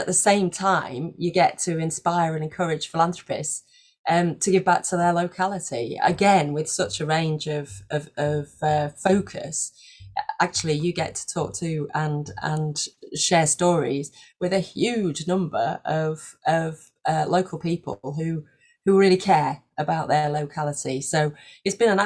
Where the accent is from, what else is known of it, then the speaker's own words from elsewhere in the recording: Leeds, Yorkshire and the Humber, United Kingdom; moved away as an adult; also born or lived in Belgium; I moved up north and moved back up north. I'm from Leeds